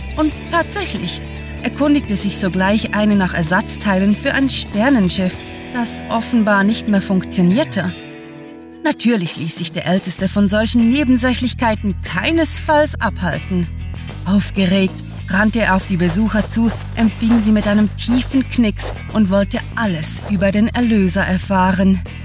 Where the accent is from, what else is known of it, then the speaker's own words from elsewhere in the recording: Switzerland; accent: Swiss; sind wir waschechte Schweizer